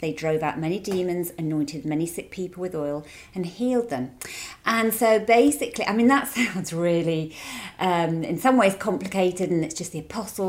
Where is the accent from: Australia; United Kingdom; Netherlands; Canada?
United Kingdom; England; now in Long Beach, United States; And we're coming to you all the way from Long Beach, California, although originally we are from England across the pond.